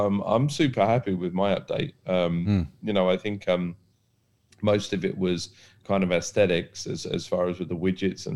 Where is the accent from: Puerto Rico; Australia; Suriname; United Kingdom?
United Kingdom; now in Dubai, United Arab Emirates; being British